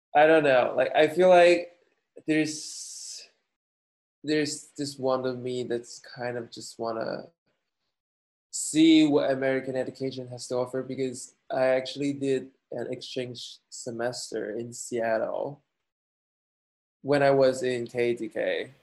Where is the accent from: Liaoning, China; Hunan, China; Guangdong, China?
Guangdong, China; Guangzhou; moved away as an adult; also born or lived in Turin, Italy / Denmark / Shanghai, China; now in United States; two years in China, in Guangzhou, my hometown